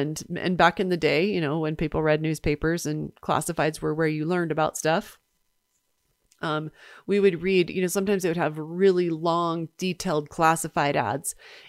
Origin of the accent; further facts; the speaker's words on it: Nebraska, United States; unlike the home I grew up in Nebraska, I'm grateful to have enough money to heat the house.